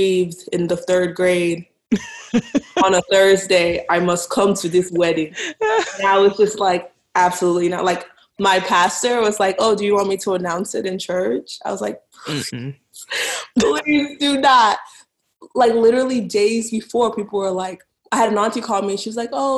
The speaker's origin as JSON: {"language": "English", "town": "Dallas", "region": "Texas", "country": "United States", "moved": "as an adult", "lives_now": "Boston, United States", "said": "I'm from Dallas. I actually live in Boston now"}